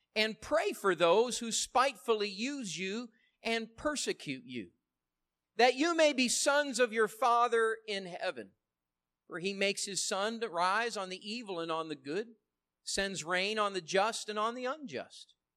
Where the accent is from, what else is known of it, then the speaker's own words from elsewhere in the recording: United States; I love being an American